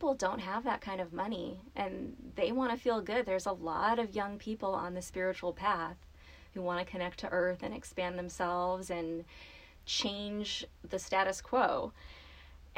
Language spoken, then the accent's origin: English; Los Angeles, California, United States; I grew up in Southern California, in the LA area